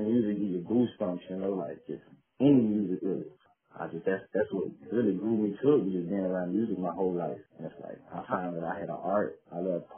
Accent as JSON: {"language": "English", "town": "Westwego", "region": "Louisiana", "country": "United States", "tie": "born or raised there", "said": "I grew up in Shots Project in West Wego on the West Bank"}